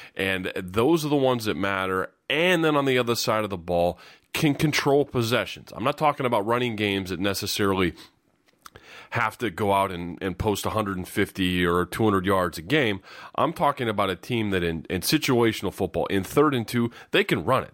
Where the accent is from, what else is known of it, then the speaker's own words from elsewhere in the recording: Iowa, United States; I was a Raiders kid growing up in Iowa